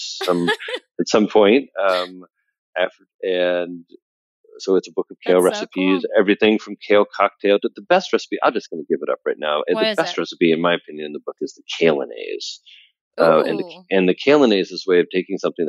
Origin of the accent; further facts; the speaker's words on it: Midwest, United States; also born or lived in Indiana / New York City; I'm from the Midwest. I spent half of my time on a farm in Indiana and half of my time in New York City